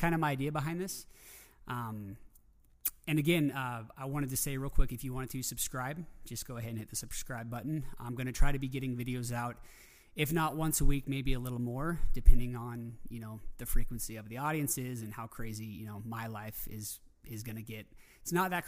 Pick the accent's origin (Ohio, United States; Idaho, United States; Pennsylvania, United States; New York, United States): Idaho, United States; Coeur d'Alene; my hometown in Coeur d'Alene, Idaho